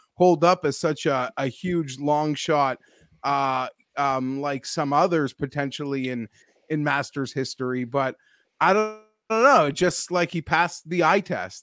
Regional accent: Toronto, Ontario, Canada; born and raised in Toronto

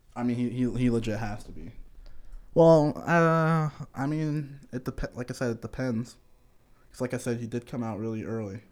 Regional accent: Connecticut, United States; moved away as an adult; now in Kentucky, United States; I'm from Connecticut.

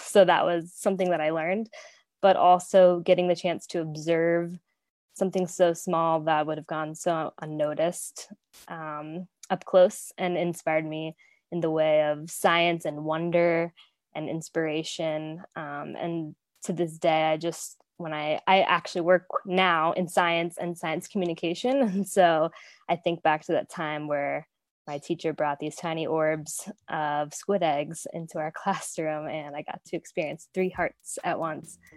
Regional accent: Florida, United States; I grew up in Florida, so I got the opportunity to take a marine biology class in high school

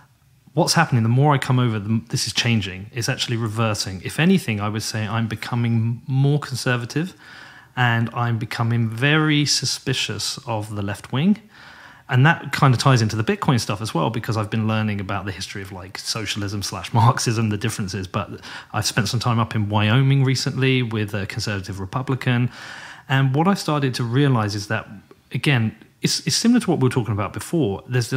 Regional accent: United Kingdom; But coming over as a British person to the US, this is like my 60th, 70th time.

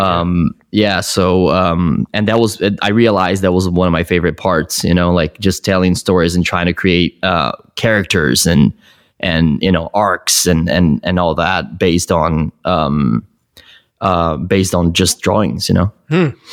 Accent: Brazil; moved away as an adult; now in United States; I was born in Brazil. I moved here uh, when I was 20

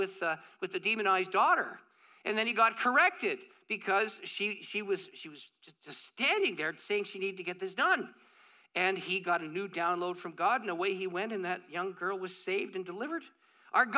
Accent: St. Catharines, Ontario, Canada; I grew up in St. Catharines.

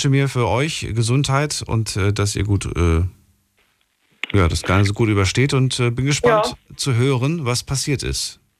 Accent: Münstertal, Baden-Württemberg, Germany; Von Münstertal.

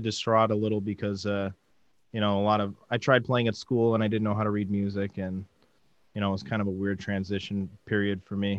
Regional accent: England, United Kingdom; now in United States; I was born in the United States, but we moved there when I was a little kid.

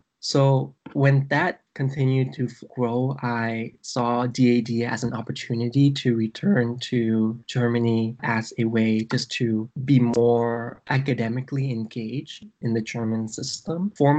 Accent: Vietnam; I came from Vietnam. In Vietnam, back in the 1970s, we experienced the war called the Vietnam War.

